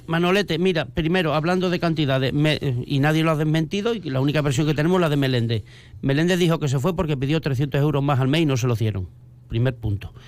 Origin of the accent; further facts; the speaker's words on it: Mérida, Extremadura, Spain; somos el sentir de Mérida, yo soy de barriada